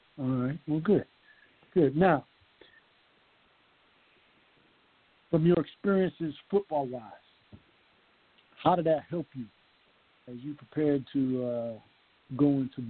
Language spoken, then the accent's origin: English; Conway, South Carolina, United States; Of course, Duran Lawson is from my hometown, Conway.